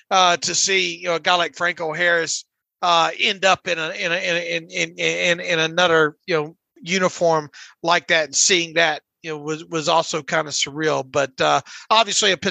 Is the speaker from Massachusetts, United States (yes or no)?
no; Pensacola, Florida, United States; where I grew up in in Pensacola.